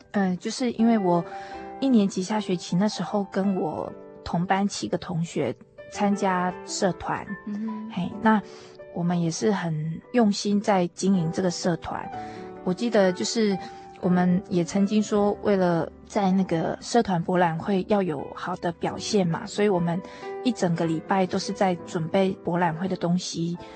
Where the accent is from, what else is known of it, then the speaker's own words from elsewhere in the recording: Tainan, Taiwan; 我是台南人